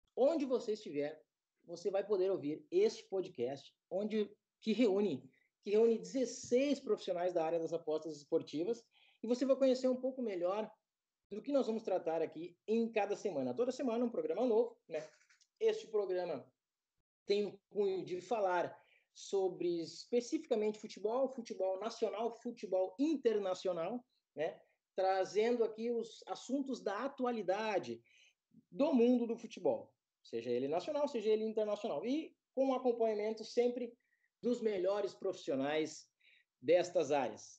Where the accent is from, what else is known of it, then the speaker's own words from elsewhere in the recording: Rio Grande do Sul, Brazil; eu sou do Rio Grande do Sul